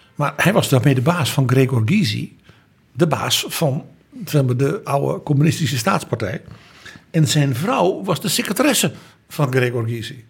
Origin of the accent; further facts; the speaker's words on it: Netherlands; Als Nederlander